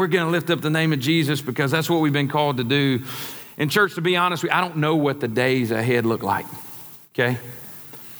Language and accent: English; Mississippi Delta, United States; My brother and I, he's here today. We grew up in the Delta.